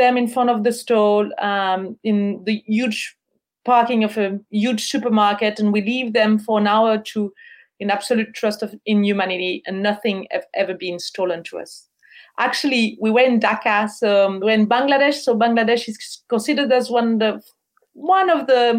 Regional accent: Switzerland; moved away as an adult; we're from Switzerland

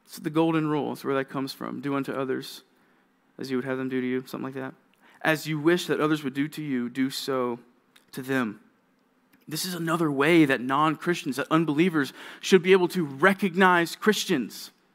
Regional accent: Georgia, United States; moved away; I'm from Georgia.

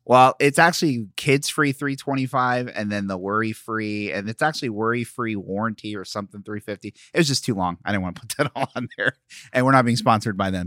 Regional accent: Philadelphia, Pennsylvania, United States; moved away; I'm from Philly

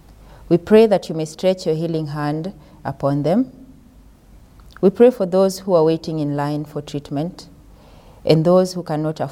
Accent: Kenya; moved away; I come from Kenya.

